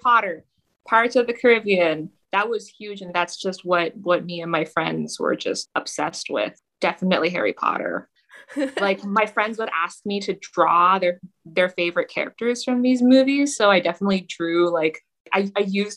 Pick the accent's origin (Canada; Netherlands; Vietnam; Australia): Canada; Toronto, Ontario; moved away; Toronto, Canada, which is the city I grew up in.